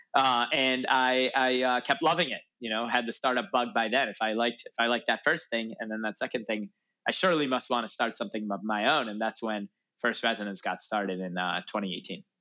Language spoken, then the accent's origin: English; north suburbs of Chicago, Illinois, United States; moved away as an adult; also born or lived in Urbana-Champaign, Illinois; now in Los Angeles, United States; I grew up in Illinois in the north suburbs of Chicago